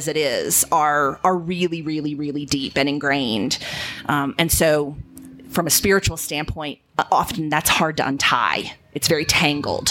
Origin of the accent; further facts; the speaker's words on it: Virginia, United States; moved away as an adult; also born or lived in Chattanooga, Tennessee; I was living still in Virginia, where I was born and raised